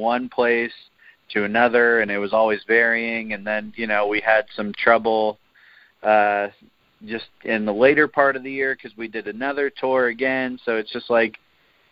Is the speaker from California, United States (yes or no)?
yes; San Jose, California, United States; also born or lived in Oakland; I grew up in San Jose, which is south. It's like an hour south of Oakland and San Francisco. So I've kind of lived in the greater Bay Area my whole life.